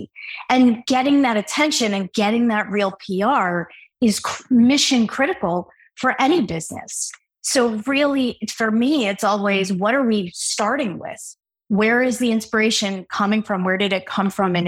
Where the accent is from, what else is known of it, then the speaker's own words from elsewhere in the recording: Newark, New Jersey, United States; I grew up in Newark, New Jersey